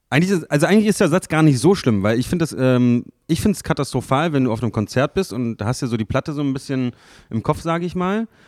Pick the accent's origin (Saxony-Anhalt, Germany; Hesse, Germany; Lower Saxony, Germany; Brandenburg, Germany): Saxony-Anhalt, Germany; Magdeburg; So, ich bin in Magdeburg geboren, ich bin hier aufgewachsen, ich habe jetzt hier gebaut, so weißt du, ich werde auch, werd auch hier bleiben